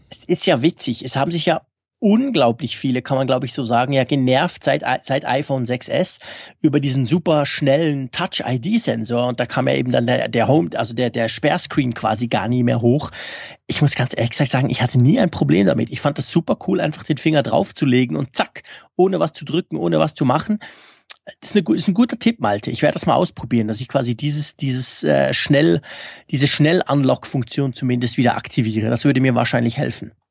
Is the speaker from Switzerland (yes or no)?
yes; Switzerland; also born or lived in Bern; wir sind Schweizer